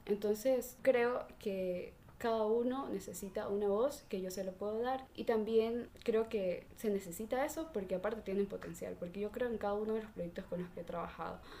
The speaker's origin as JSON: {"language": "Spanish", "town": "Salinas", "region": "Santa Elena", "country": "Ecuador", "said": "yo soy de Salinas, entonces aquí es como la playa."}